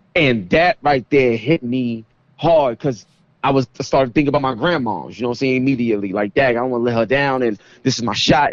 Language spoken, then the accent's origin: English; New York City, New York, United States; I come from East New York, Brooklyn